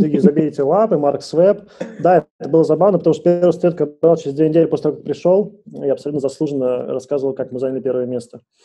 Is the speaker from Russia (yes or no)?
yes; Moscow, Russia; я из Москвы